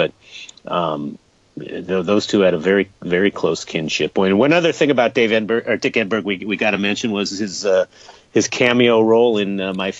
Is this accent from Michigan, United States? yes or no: no; Southern California, United States; now in Seattle, United States; I grew up in Southern California, and he was one of the voices of my generation, my youth in Southern California.